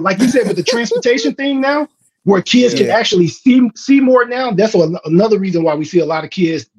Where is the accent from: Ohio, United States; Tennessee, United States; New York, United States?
Tennessee, United States; Memphis; moved away as an adult; I'm originally from Memphis. I grew up in North Memphis.